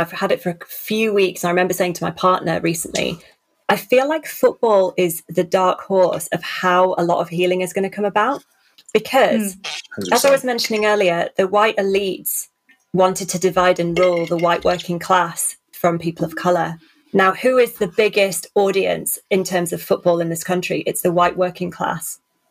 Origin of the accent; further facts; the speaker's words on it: Barnsley, Yorkshire and the Humber, United Kingdom; I grew up in Barnsley, which is like a very white working class town.